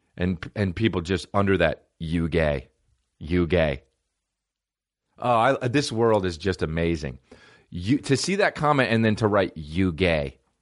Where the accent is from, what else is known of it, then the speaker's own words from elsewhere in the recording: New Jersey, United States; I'm a fucking white guy from New Jersey